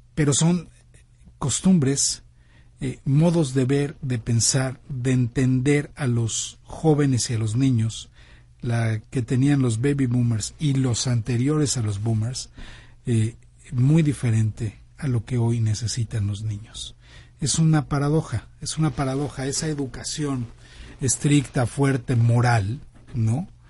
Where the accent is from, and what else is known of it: Mexico